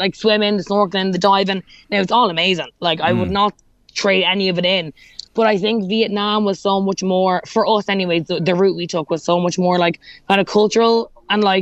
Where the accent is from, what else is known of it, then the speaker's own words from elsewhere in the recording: Ireland; accent: Irish; my Irish accent